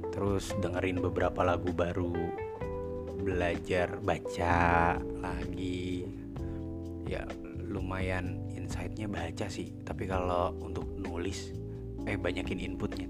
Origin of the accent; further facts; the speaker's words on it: Jakarta, Indonesia; accent: Jaksel; gue lahir di Jakarta Selatan